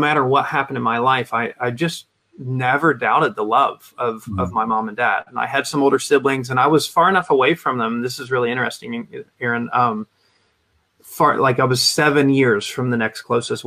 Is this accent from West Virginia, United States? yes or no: yes; Huntington, West Virginia, United States; I grew up just outside of Huntington, West Virginia, which is where Marshall University is